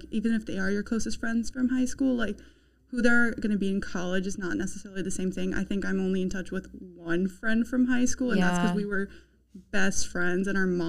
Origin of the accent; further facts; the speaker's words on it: Nashville, Tennessee, United States; moved away as an adult; now in Washington, D.C., United States; I'm from Nashville